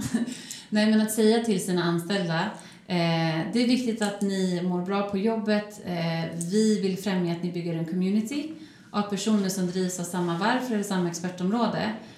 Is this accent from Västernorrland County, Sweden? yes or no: no; Örebro, Örebro County, Sweden; moved away; also born or lived in Stockholm; min hemstad Örebro